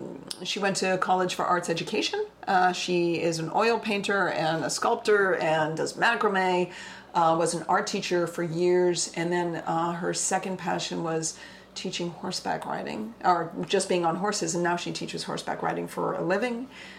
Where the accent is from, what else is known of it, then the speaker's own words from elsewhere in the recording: Boston, Massachusetts, United States; I'm from Boston.